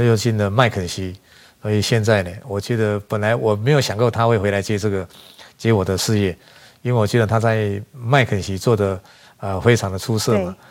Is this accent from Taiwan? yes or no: yes; Taiwan; moved away as an adult; now in Melbourne, Australia; 我既然是身为台湾人